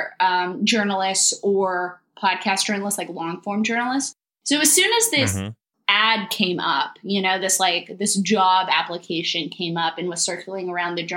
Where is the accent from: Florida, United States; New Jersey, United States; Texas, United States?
Texas, United States; Austin; I'm actually from Austin. And so I, you know, just stuck around.